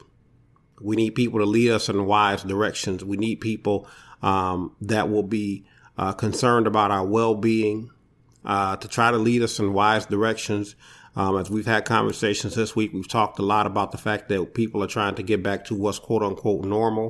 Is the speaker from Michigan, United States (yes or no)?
yes; Detroit, Michigan, United States; I hail from Detroit, Michigan